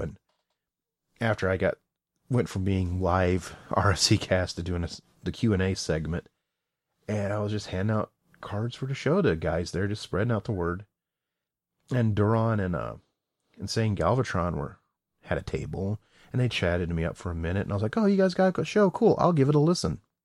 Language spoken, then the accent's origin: English; the South, United States; I'm from the South